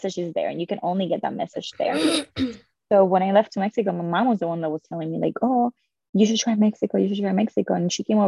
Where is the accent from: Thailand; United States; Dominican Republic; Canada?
Dominican Republic; I was born in the Dominican Republic.